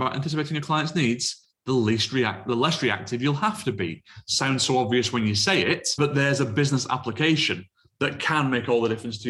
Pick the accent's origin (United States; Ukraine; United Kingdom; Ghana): United Kingdom; being British